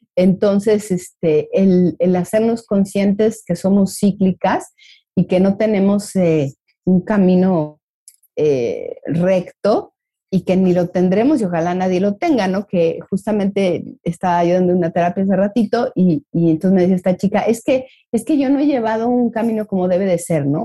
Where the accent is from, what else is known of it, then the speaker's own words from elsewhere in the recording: Mexico; como mexicanos veo ahí una tendencia